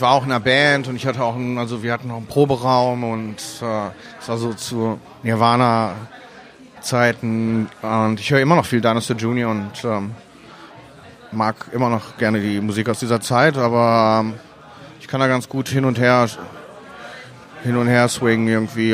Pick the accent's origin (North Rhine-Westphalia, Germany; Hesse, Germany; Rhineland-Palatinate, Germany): North Rhine-Westphalia, Germany; Essen; also born or lived in Wuhan, China / Miami, United States; now in Mülheim an der Ruhr, Germany; erste Grundschulklasse gemacht und zur zweiten bin ich dann nach Essen gekommen.